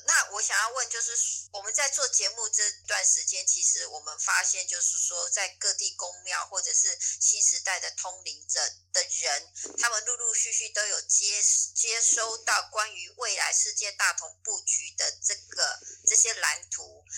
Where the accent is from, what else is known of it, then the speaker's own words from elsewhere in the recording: Taiwan; 我们这种台湾人